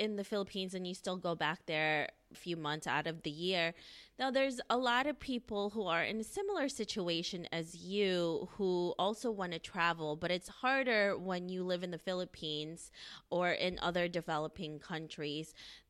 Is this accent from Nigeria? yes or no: no; United States; I'm Filipino myself. I mean, I grew up in the United States